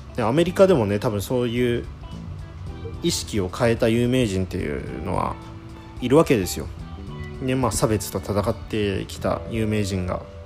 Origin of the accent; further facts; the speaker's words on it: Japan; 生まれた時からずっと日本で暮らしてきたんですけど